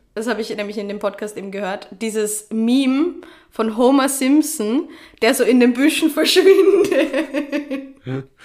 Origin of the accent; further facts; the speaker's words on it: Vienna, Austria; Ich bin Wienerin